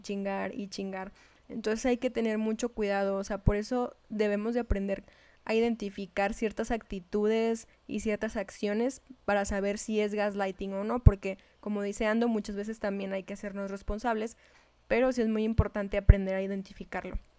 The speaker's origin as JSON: {"language": "Spanish", "region": "Chihuahua", "country": "Mexico", "accent": "norteña", "said": "hablaba como norteña."}